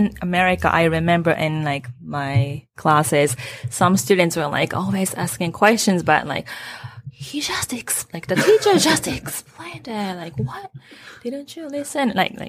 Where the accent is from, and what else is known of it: Japan; born or raised there; accent: American; English is a second language; also born or lived in United States / Canada / Netherlands